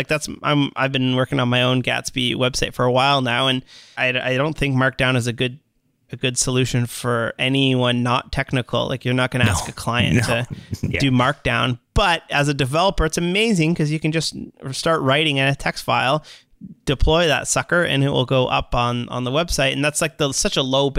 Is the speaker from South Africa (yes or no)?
no; Canada; I'm sorry from Canada to the rest of the world for ….